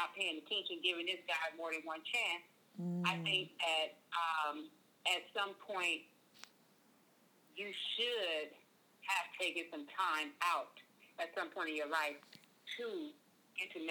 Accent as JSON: {"language": "English", "town": "Oakland", "region": "California", "country": "United States", "moved": "yes", "lives_now": "Arizona, United States", "said": "I'm actually from Oakland"}